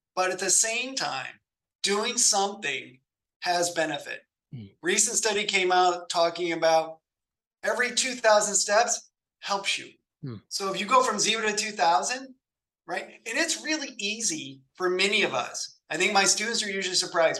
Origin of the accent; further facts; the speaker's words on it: South Bend, Indiana, United States; moved away as an adult; also born or lived in San Diego, California / Greenville, North Carolina; I grew up in South Bend, Indiana